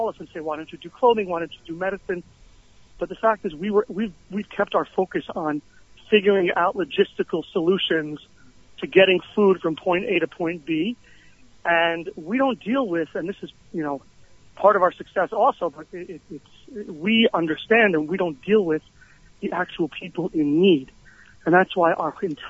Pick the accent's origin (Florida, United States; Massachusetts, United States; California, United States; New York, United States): New York, United States; moved away as an adult; also born or lived in Teaneck, New Jersey / Riverdale, New York; now in Israel; I grew up in Washington Heights, and when I was 15, my family moved to Teaneck